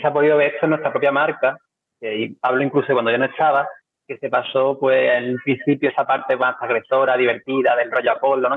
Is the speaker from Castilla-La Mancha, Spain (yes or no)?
no; Cádiz, Andalusia, Spain; somos gente de Cádiz